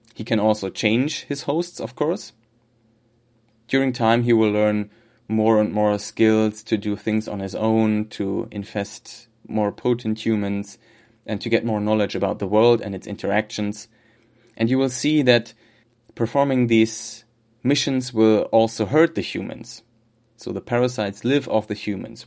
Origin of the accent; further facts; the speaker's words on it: Germany; accent: German; English is a second language; my terrible German accent